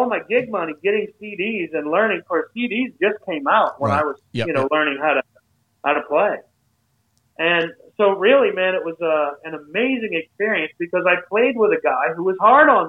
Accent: Maine, United States; moved away; also born or lived in Nashville, Tennessee; we're going to take you to Bangor, Maine, which was about a two-hour ride from my hometown.

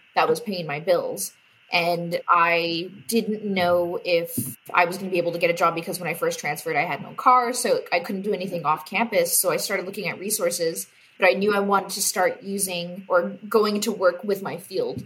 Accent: Bakersfield, California, United States; my hometown

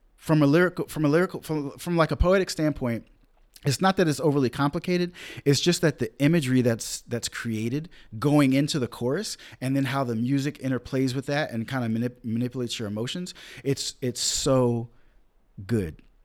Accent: Rich Square, North Carolina, United States; also born or lived in upstate New York; Rich Square, North Carolina. One, northern black folk drive through my hometown

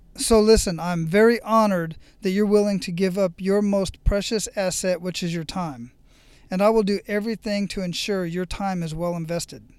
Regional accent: Phoenix, Arizona, United States; moved away as an adult; I was born and raised in Phoenix, Arizona

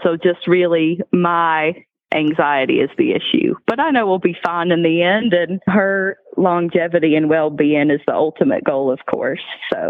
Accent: Virginia, United States; Growing up in Virginia, and I'm in Southwest Virginia

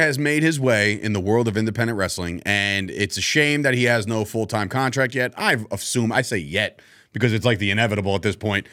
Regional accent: Woodbridge, New Jersey, United States; It's Woodbridge, New Jersey. It's my hometown

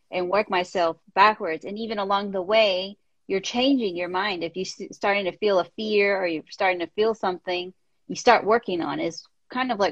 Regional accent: India; I'm an Indian woman, comes from very strict Indian family

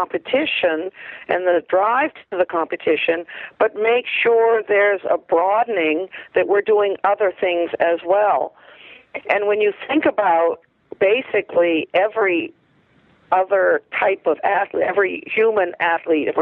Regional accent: Maine, United States; I was growing up in Maine

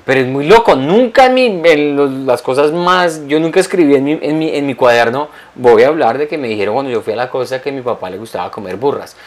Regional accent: Colombia; moved away; en mi país hay una región de Colombia

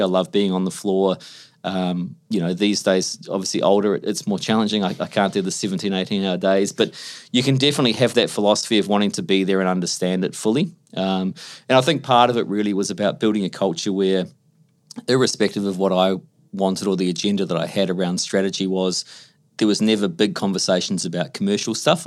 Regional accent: Australia

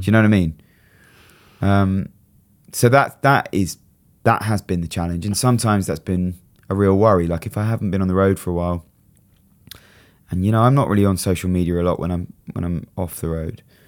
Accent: Brighton, South East England, United Kingdom; it was just in Brighton, in my hometown

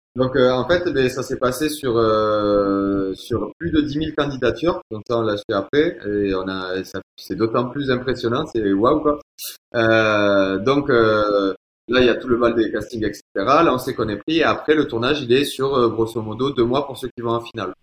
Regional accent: Toulouse, Occitania, France; accent: Toulouse; avec l'accent, on peut voir que je viens de Toulouse

